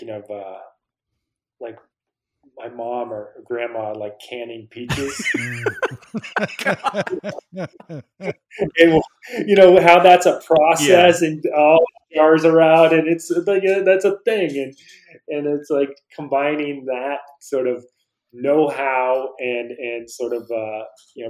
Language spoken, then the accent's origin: English; Vermont, United States; When I grew up in Vermont